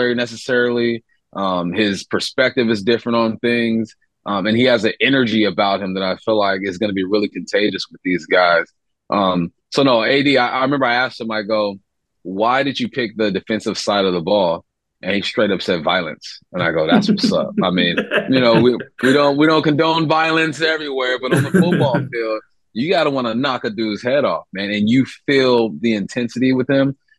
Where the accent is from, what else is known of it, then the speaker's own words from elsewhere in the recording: California, United States; moved away; I'm from California